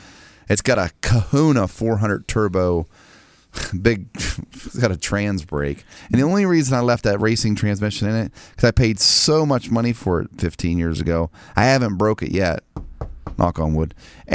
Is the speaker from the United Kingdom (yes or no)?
no; United States; I am an American. I'm proud of that.